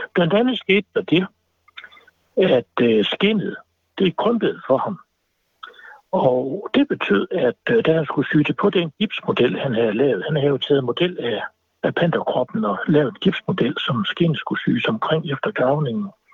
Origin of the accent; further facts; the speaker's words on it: Aalborg, North Denmark Region, Denmark; jeg er gammel Aalborg-dreng